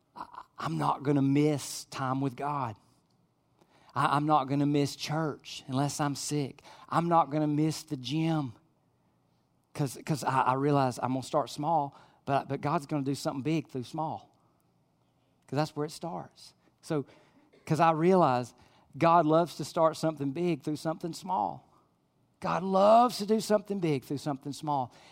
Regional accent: United States; I'm an American

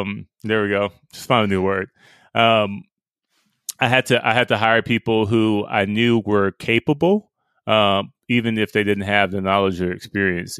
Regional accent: Pickens, Mississippi, United States; I grew up in Pickens

